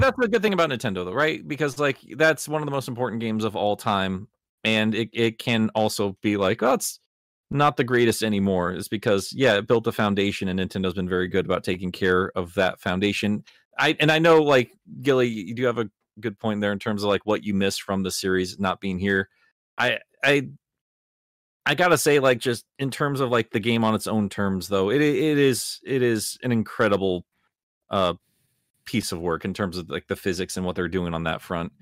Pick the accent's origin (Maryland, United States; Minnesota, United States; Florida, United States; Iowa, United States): Iowa, United States; I grew up in Iowa